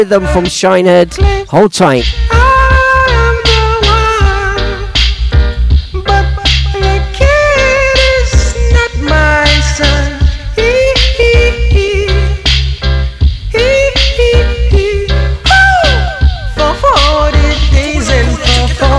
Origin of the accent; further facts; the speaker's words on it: Leicester, East Midlands, United Kingdom; moved away as an adult; now in Melton Mowbray, United Kingdom; It's my hometown